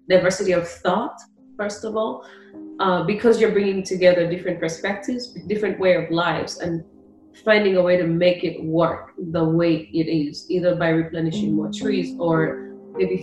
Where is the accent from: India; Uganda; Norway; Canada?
Uganda; now in Washington, D.C., United States; I grew up in Uganda